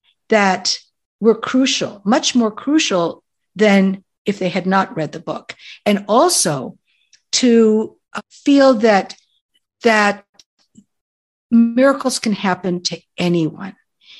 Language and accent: English; Oregon, United States; And then, oh, and how I was from Oregon. My driver's license was from Oregon